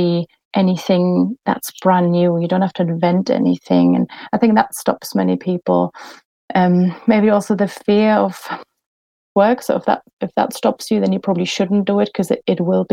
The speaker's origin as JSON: {"language": "English", "country": "Germany", "accent": "German", "moved": "yes"}